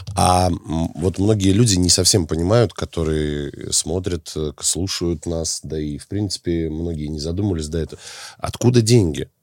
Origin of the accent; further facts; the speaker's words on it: Minsk, Belarus; из Минска, с моего родного города